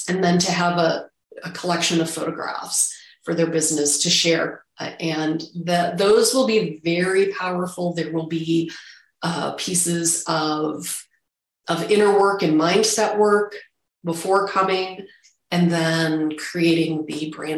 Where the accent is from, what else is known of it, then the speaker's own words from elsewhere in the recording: Chicago suburbs, Illinois, United States; I grew up in the Chicago suburbs